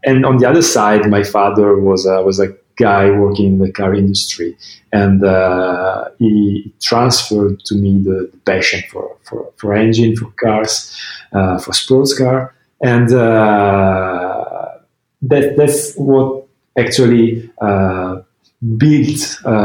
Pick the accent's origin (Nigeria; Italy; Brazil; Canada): Italy; Milan, Lombardy; I was born in Milan. In the north of Italy, almost 46 years ago